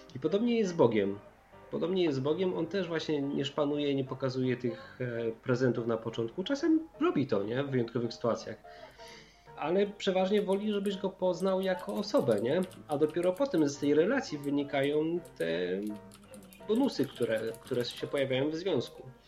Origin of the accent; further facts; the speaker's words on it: Silesian Voivodeship, Poland; ja jestem ze Śląska